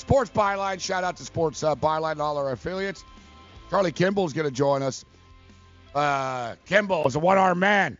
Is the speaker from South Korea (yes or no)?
no; Montreal, Quebec, Canada; moved away; I'm from Montreal.